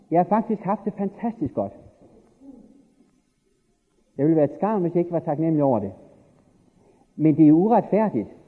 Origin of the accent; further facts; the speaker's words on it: Denmark; born there; I virkeligheden er det jo fantastisk uretfærdigt, at jeg er født i Danmark efter 2. verdenskrig.